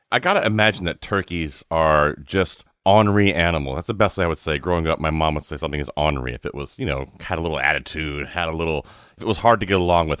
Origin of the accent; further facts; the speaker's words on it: the South, United States; I grew up down south